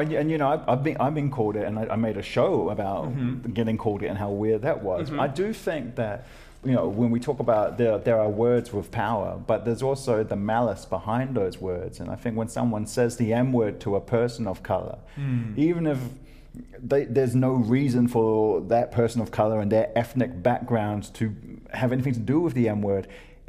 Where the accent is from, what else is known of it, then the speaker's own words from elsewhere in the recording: New Zealand; Yeah, I'm from New Zealand.